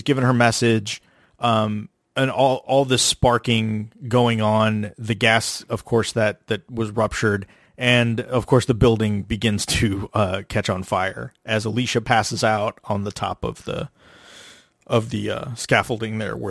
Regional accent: Galveston area, Texas, United States; when we were in high school, we'd take the back way to avoid going down the freeway to get to Galveston. You go through Hitchcock.

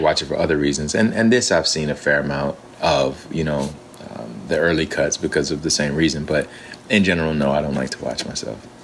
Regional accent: Alabama, United States; I'm from Alabama, and so and my grandfather was a preacher, and so we yeah we grew up in that kind of a tradition

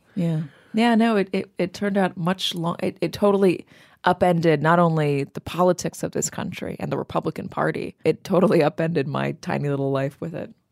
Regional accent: Los Angeles, California, United States; I'm from Los Angeles.

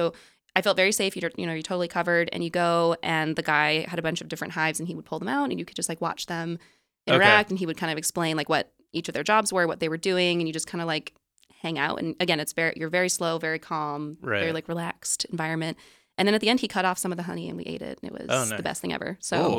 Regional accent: San Diego, California, United States; I'm from San Diego.

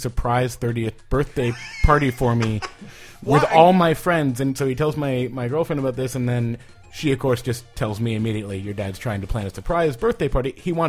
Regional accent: San Jose, California, United States; I grew up in San Jose, where it's like the second most populous city next to LA in California, and it's just to spread out.

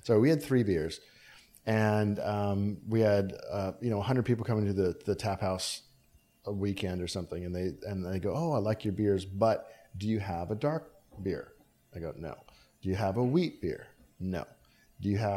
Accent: Hawaii, United States; moved away as an adult; now in Australia; I was from Hawaii

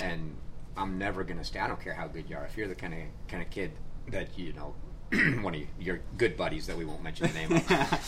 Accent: Florida, United States; Growing up in Florida, he doesn't play indoors, right?

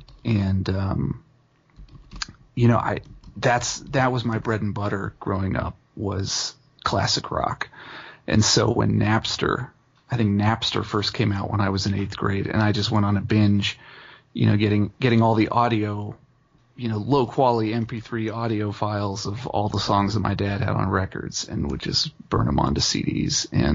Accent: Dayton, Ohio, United States; I'm a singer-songwriter born and raised in Dayton, Ohio.

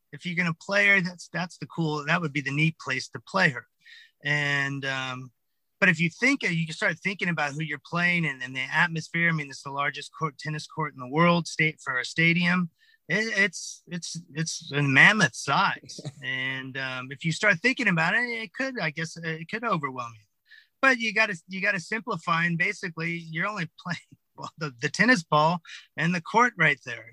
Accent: California, United States; moved away as an adult; also born or lived in East Hampton, New York; California kid

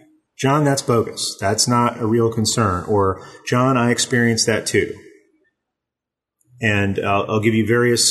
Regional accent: East Texas, United States; now in Southern California, United States; even though I live in Southern California, I grew up in East Texas

